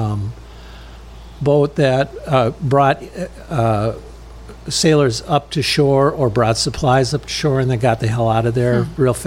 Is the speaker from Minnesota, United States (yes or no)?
yes; Sauk Centre, Minnesota, United States; I was born in the Melrose Hospital. So from Minnesota, actually, I'm a Sterny, from Stearns County